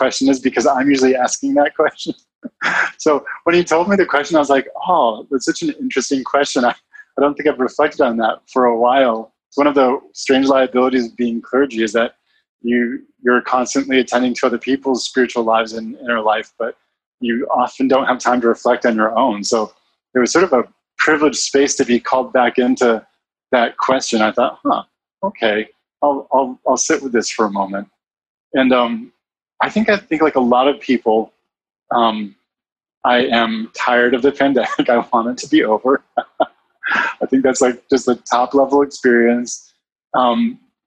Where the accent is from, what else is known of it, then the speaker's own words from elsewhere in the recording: Northeast, United States; moved away as an adult; also born or lived in Mississippi; now in San Francisco, United States; I grew up mostly in the Northeast. So a lot of my family is in Connecticut and Massachusetts